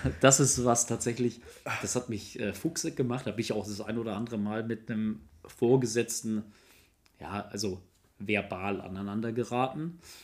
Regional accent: Kaufering, Bavaria, Germany; moved away; ich komme gebürtig aus Bayern, äh, Kaufering, in der Nähe von Landsberg am Lech

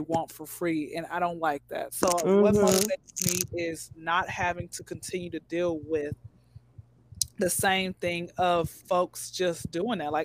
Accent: Atlanta, Georgia, United States; born and raised in Atlanta

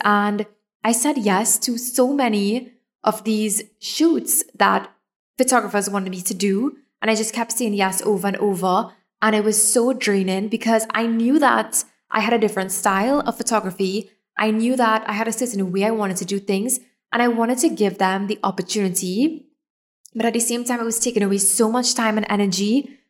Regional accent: Trinidad & Tobago; I'm from Trinidad

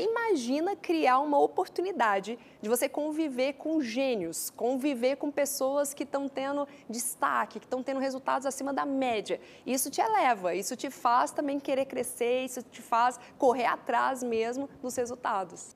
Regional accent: Goiânia, Goiás, Brazil; accent: Goiânia; que a minha terra é Goiânia

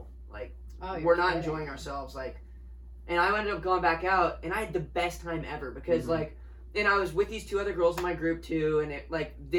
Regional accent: United States; I realized how American I was

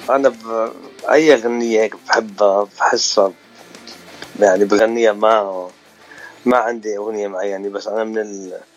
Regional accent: Lebanon; also born or lived in Abidjan / Paris / Sweden / Dubai; now in United States; انا الاصل آه، من لبنان اقليم شروق آه، سكان بيروت آه، وصار لي بأمريكا بس أربع

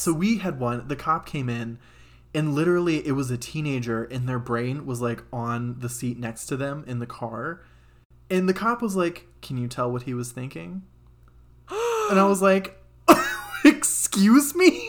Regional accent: Cincinnati, Ohio, United States; moved away; I'm from Cincinnati originally

